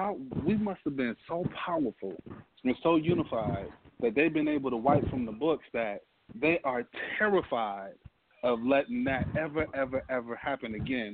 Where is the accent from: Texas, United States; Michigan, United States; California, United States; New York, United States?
Michigan, United States; Detroit; born and raised in Detroit, D.C.